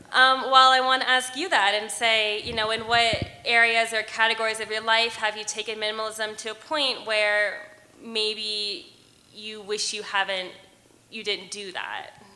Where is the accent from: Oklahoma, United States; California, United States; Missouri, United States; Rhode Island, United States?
California, United States; Los Angeles; moved away as an adult; now in Colorado, United States; I'm from Los Angeles, and I've been here in Colorado for uh, eight years